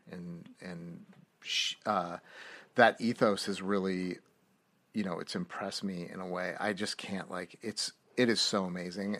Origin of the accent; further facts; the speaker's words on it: North Bay, California, United States; I grew up in Northern Cal-, the North Bay, North past the Bay